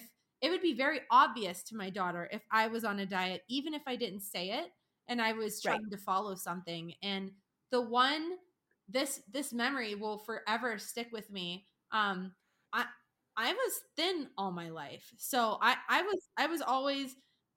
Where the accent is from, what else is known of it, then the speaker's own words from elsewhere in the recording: Pennsylvania, United States; I was from Pennsylvania